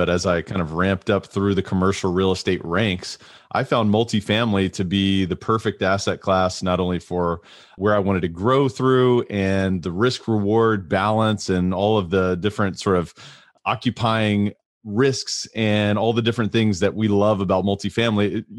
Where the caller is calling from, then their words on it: Louisville, Kentucky, United States; I am zooming in from Louisville, Kentucky in the United States.